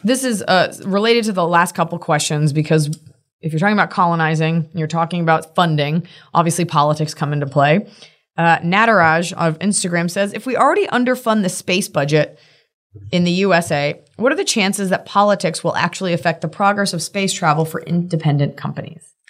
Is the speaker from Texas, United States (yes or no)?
yes; Texas, United States; from Texas